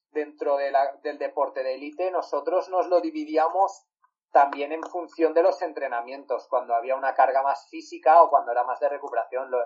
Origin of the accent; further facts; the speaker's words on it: Valencia, Valencian Community, Spain; yo soy de Valencia